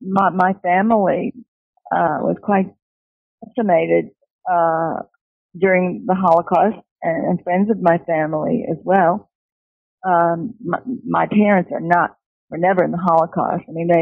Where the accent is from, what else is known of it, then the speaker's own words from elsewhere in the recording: New York City, New York, United States; I was born and educated in New York City.